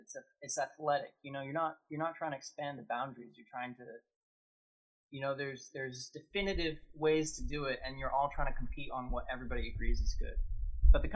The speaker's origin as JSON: {"language": "English", "region": "New Hampshire", "country": "United States", "tie": "born or raised there", "also_born_or_lived": "Pittsburgh", "moved": "as an adult", "lives_now": "Toronto, Canada", "said": "I was born in Toronto, and then I moved as a baby to New Hampshire, and then when I was 18, I moved to Pittsburgh."}